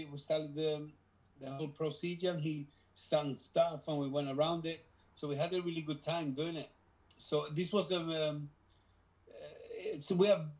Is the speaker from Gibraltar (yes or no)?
yes; Gibraltar; We were from the same place. We are from Gibraltar, both